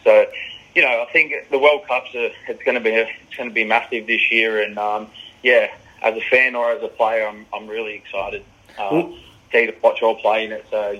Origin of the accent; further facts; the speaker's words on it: Australia; moved away as an adult; now in York, United Kingdom; being an Australian